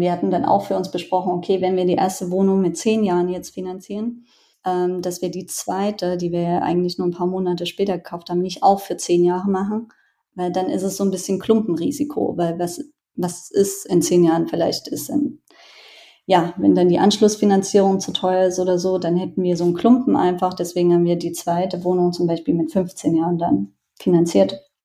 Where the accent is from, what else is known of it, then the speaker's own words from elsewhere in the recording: Germany; ich bin aus Deutschland.